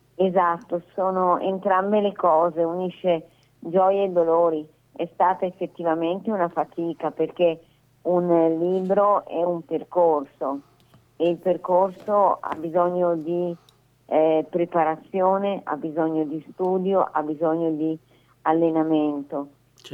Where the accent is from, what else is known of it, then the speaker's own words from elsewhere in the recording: Manerbio, Lombardy, Italy; io sono di Manerbio